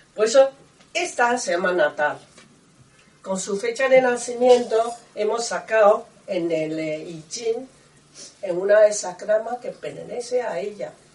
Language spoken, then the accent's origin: Spanish; Taiwan; Spanish is a second language; moved away as an adult; now in Spain; yo soy de Taiwán